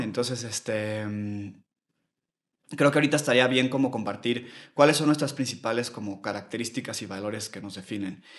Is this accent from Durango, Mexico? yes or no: no; Mexico City, Mexico; soy de la Ciudad de México también. Yo nací y crecí aquí toda mi vida